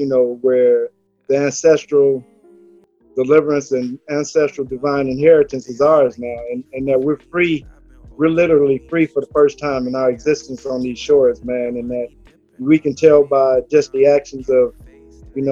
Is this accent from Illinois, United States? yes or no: yes; Chicago Heights, Illinois, United States; I'm from Chicago Heights